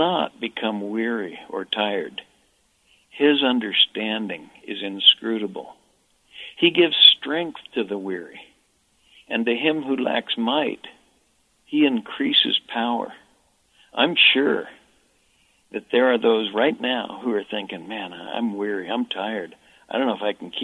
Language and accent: English; United States; I'm an American